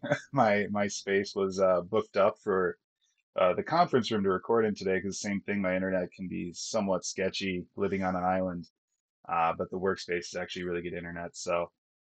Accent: Minnesota, United States; accent: Minnesota; moved away as an adult; growing up in Minnesota, I can turn on that accent pretty quick

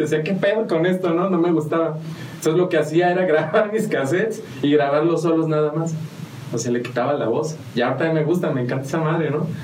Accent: San Juan del Río, Querétaro, Mexico; also born or lived in Mexico City / Purépero, Michoacán / Amealco / Galindo; nací en la Ciudad de México, pero estoy registrado en Purépero, Michoacán, porque de allá es mi familia. Entonces, algo falló en el plan y terminamos aquí en San Juan

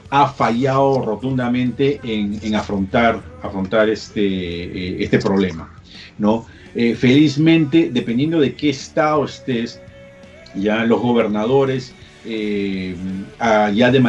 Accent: Peru; yo soy peruano y en Perú a la gente no los dejaban salir

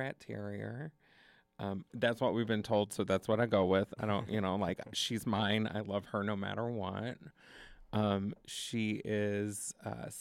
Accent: north of Dallas, Texas, United States; also born or lived in Indiana / New York / Los Angeles; now in Madison, United States; Originally, north of Dallas in a town called Salina

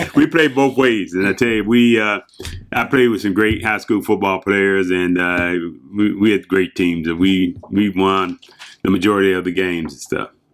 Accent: Hampton, Virginia, United States; I grew up in Hampton, Virginia. I'm from the Mid Atlantic area there

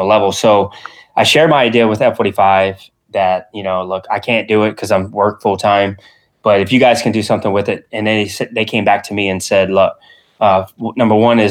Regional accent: Louisiana, United States; I was raised in Louisiana here in the United States

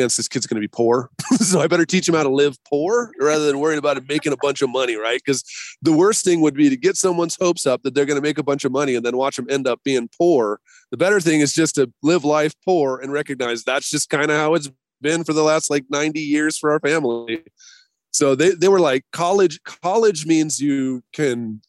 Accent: Boise, Idaho, United States; now in Bay Area, United States; I'm from Boise originally

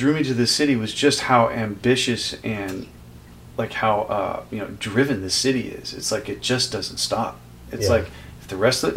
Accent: Oakland, California, United States; moved away as an adult; now in New York City, United States; I love growing up in California and Oakland, and that's my hometown.

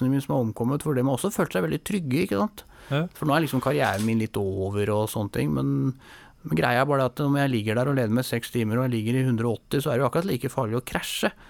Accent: Oslo, Norway; jeg er født og oppvokst oppe i Nordmarka, på en, en gård som heter Ullevålseter.

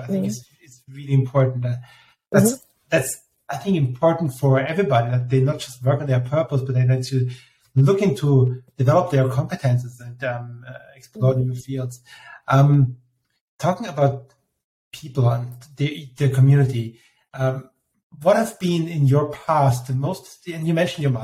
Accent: Austria; I'm from Austria, and Austrians are famous for complaining as such

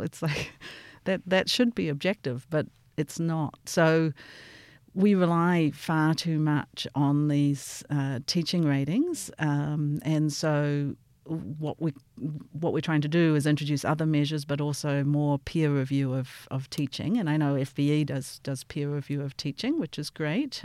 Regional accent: Auckland, New Zealand; moved away as an adult; also born or lived in Stanford, United States / Michigan, United States / St. Louis, United States; now in Melbourne, Australia; I grew up in Auckland and then I went to the U S to do my P H D at Stamford

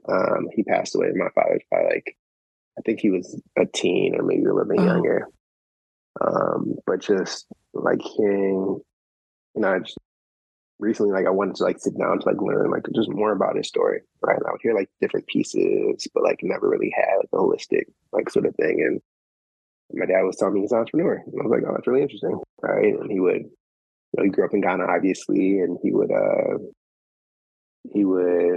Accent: Shaker Heights, Ohio, United States; I grew up in Shaker Heights

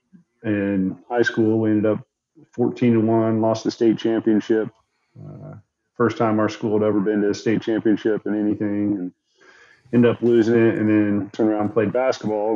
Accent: Attica, Indiana, United States; moved away as an adult; I grew up in Attic, Indiana

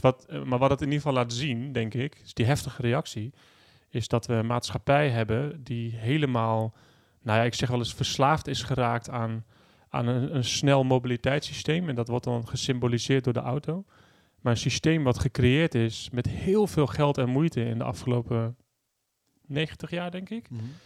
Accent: Achterhoek, Gelderland, Netherlands; in mijn jeugd, in de, dorp, de dorpen van de Achterhoek waar ik vandaan kom

